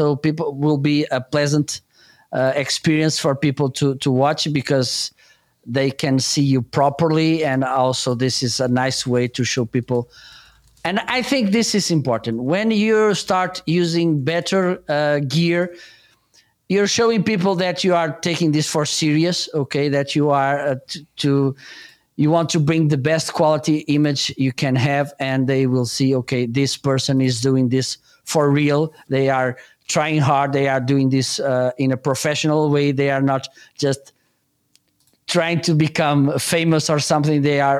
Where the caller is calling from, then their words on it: Portugal; English is a second language; I'm doing good, and I'm joining you from Portugal.